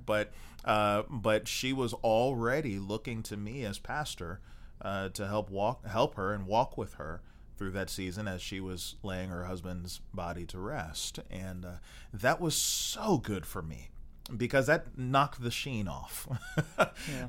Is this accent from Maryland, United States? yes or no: yes; Maryland, United States; also born or lived in Texas; now in Baltimore, United States; Baltimore, which was you know uh, m- you know my home state in Maryland.